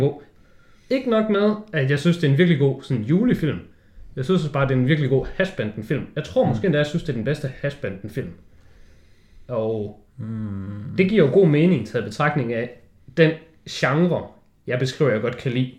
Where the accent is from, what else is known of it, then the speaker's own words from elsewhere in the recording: Denmark; du sidder som dansker